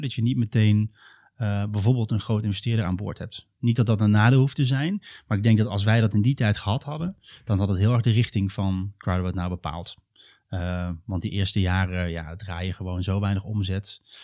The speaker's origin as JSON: {"language": "Dutch", "town": "Dwarsgracht", "region": "Overijssel", "country": "Netherlands", "moved": "as an adult", "lives_now": "Utrecht, Netherlands", "said": "ik kom oorspronkelijk een beetje uit het noorden van Nederland. Ehm, in de buurt van Steenwijk, Giethoorn, heel waterrijk gebied. En dan nog kleiner, Dwarsgracht"}